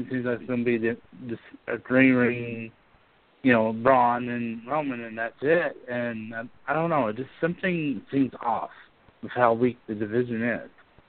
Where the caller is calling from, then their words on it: Altus, Oklahoma, United States; from Atlas City, Oklahoma.